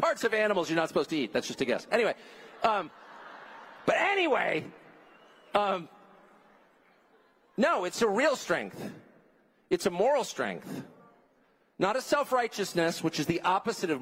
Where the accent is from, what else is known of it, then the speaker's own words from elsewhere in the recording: Southern California, United States; I grew up in Southern California